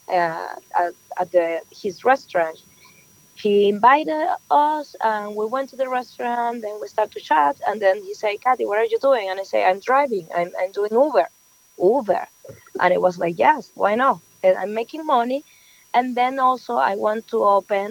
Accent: Venezuela; English is a second language; moved away as an adult; now in New York, United States; I'm just from Venezuela. Yes, I born and raised over there. I just moved to New York like 7 years ago

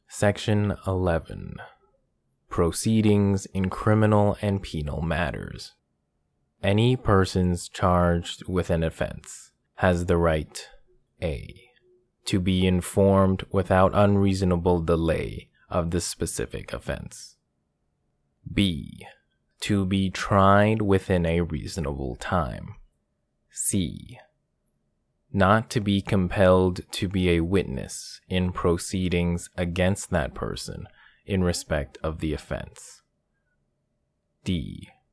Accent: Canada; my home country, of Canada

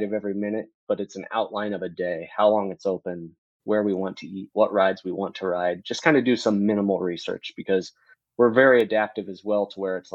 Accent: Omaha, Nebraska, United States; We're from Omaha, Nebraska

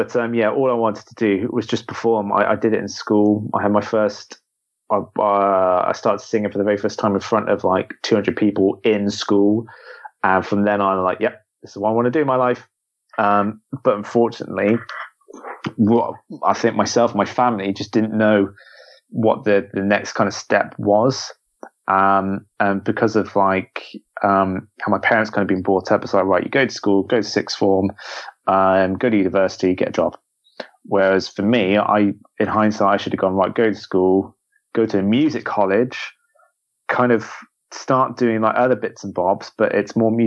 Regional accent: Devon, South West England, United Kingdom; I grew up in Devon

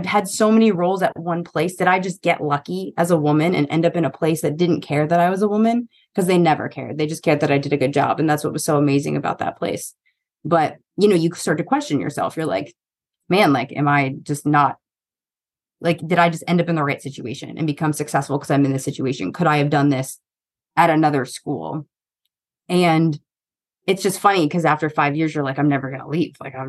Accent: East Coast, United States; No offense to Long Island. I'm from the East Coast. I'm allowed to talk shit.

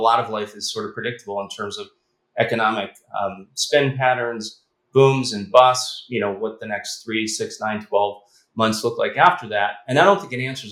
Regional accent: Chicago, Illinois, United States; We grew up in Chicago

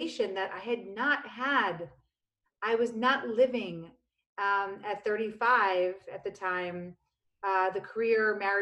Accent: New York City, New York, United States; also born or lived in Virginia; I grew up in the Lower East Side of Manhattan on Avenue C and 14th Street

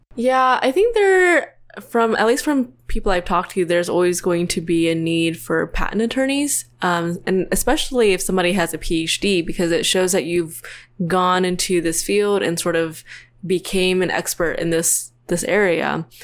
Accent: Tennessee, United States; moved away as an adult; now in Orange County, United States; I'm from Tennessee, so I grew up there. I went to college there

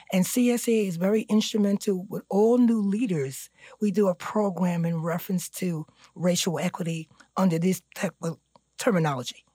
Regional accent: New York City, New York, United States; I'm from East New York

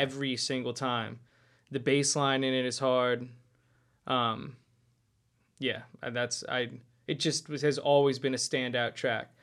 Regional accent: Lehigh Valley, Pennsylvania, United States; I'm from the Lehigh Valley originally

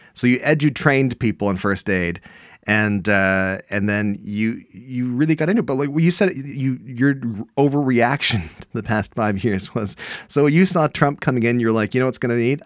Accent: Canada; I'm Canadian

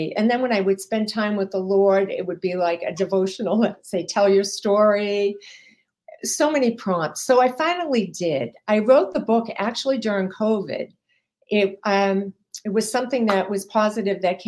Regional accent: Massachusetts, United States; I am from Massachusetts

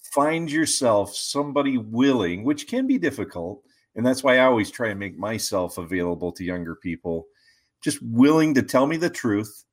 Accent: West Virginia, United States; moved away as an adult; also born or lived in Ohio / Chicago; I grew up in West Virginia, so my roots are kind of in the mountains

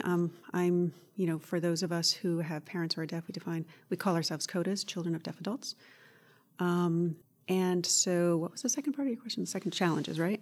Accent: Woodstock, Connecticut, United States; I, uh, grew up not too far from here in Woodstock, Connecticut

